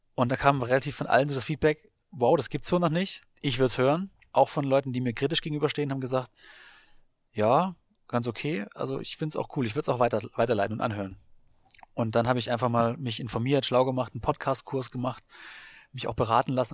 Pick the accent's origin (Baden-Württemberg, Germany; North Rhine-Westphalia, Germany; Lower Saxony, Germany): Baden-Württemberg, Germany; also born or lived in Hamburg / Augsburg / Frankfurt / Bamberg; now in Berlin, Germany; aufgewachsen in Baden-Württemberg